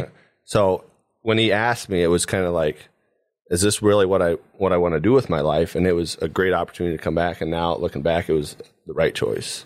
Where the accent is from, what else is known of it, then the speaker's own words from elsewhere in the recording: Paulding County, Ohio, United States; I grew up here in Paulding County my whole life